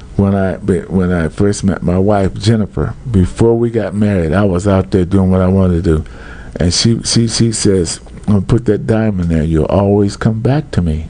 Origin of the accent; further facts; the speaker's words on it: Compton, California, United States; I grew up in Compton, and if you go on the street that I grew up on, a school street in Southern California